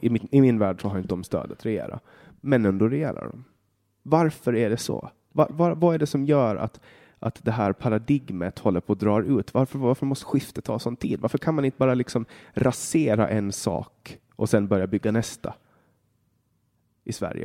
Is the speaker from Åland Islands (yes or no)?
yes; Åland Islands; hemma på Åland